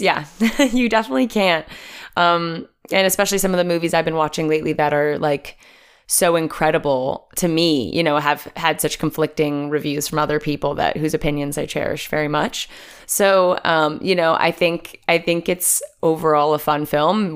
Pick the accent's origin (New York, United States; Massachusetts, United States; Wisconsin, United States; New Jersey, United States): New Jersey, United States; I'm from New Jersey originally